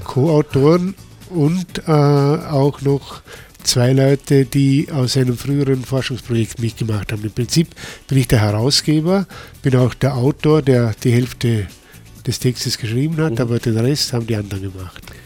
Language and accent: German; Vorarlberg, Austria; für mich als Vorarlberger